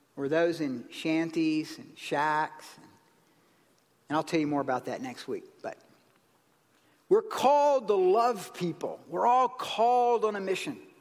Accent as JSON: {"language": "English", "region": "South Carolina", "country": "United States", "tie": "born or raised there", "said": "in the South, where I grew up in South Carolina, near my granddaddy's ranch"}